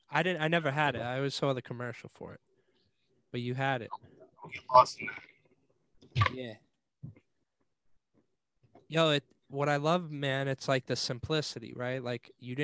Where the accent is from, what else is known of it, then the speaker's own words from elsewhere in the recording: New York, United States; growing up in New York, there was always so much stuff going on.